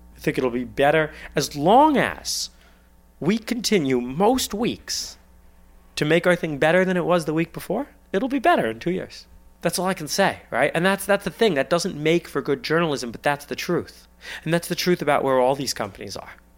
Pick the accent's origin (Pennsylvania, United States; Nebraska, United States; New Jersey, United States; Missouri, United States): New Jersey, United States; I'm from New Jersey.